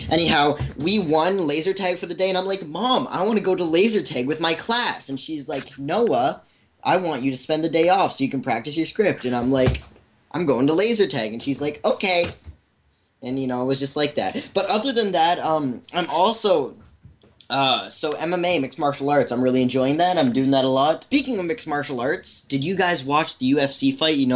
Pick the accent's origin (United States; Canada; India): Canada; It's kind of ironic because I'm Canadian.